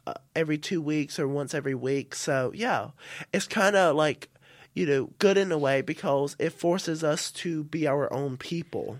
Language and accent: English; South Carolina, United States; moved away as an adult; now in St Andrews, United Kingdom; I'm from the South